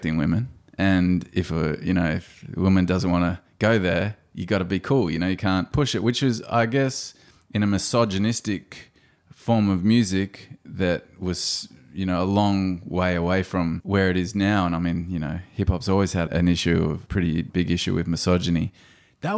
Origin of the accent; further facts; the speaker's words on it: Blue Mountains, New South Wales, Australia; also born or lived in Campbelltown, New South Wales; as a little white kid growing up in the Blue Mountains, born in Campbelltown, over to the Blue Mountains